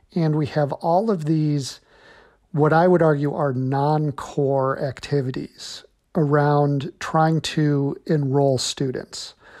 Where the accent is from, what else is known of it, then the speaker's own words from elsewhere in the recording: Illinois, United States; my home state of Illinois